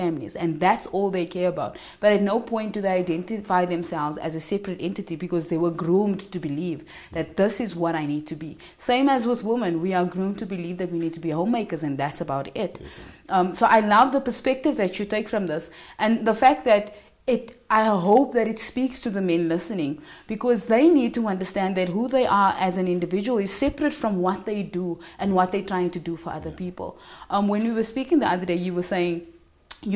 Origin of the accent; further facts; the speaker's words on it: South Africa; as a South African